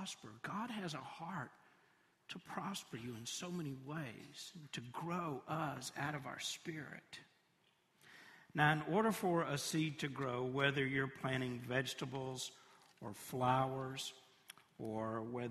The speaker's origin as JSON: {"language": "English", "region": "Tennessee", "country": "United States", "also_born_or_lived": "Knoxville", "said": "I'm from Tennessee, and I've lived all across the state"}